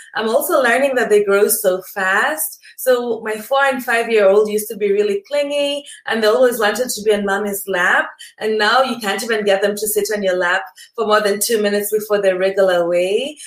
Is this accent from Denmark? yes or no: no; Kenya; my country of origin is Kenya in East Africa.